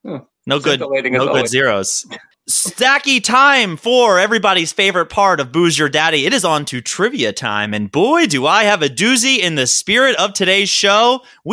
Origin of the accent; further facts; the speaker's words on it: Maryland, United States; That's just purely because I'm from Maryland, right?